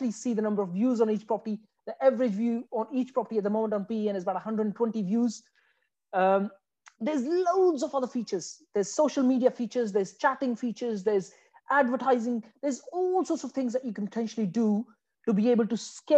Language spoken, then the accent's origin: English; Afghanistan; moved away as an adult; now in United Kingdom; I came from Afghanistan